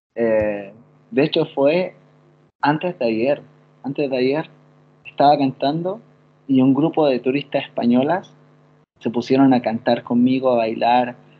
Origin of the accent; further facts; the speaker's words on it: Chile; accent: Chilean; moved away as an adult; now in Italy; en Chile, en mi país